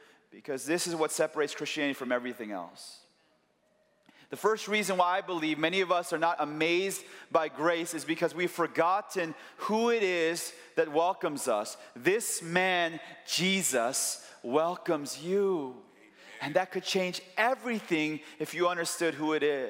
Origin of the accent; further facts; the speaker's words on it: Chicago, Illinois, United States; I'm from Chicago